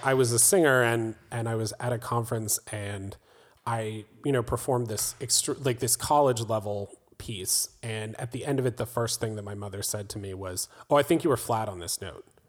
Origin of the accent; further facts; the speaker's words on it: Raleigh, North Carolina, United States; I was born on the East Coast in Raleigh, North Carolina.